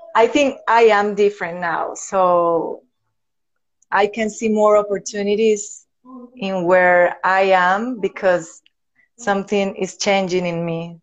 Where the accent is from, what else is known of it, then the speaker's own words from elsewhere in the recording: Venezuela; English is a second language; moved away as an adult; now in Medellin, Colombia; I was born here in Medellin, Colombia. But when I was a baby, my parents decided to move to Venezuela. So I grew up there.